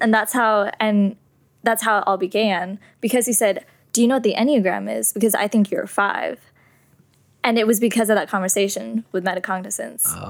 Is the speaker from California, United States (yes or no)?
yes; San Jose, California, United States; I was born and raised in San Jose, California.